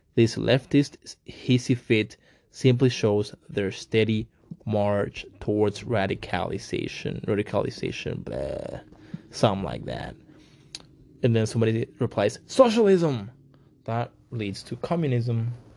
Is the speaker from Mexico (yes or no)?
yes; Mexico; moved away; I am also Mexican. I was raised in Mexico